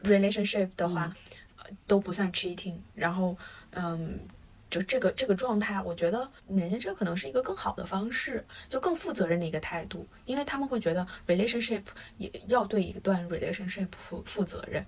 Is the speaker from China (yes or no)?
yes; China; 我们中国人